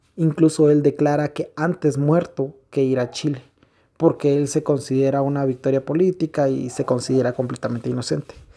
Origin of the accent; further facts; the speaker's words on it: Guatemala; en mi país, en nuestro país, Guatemala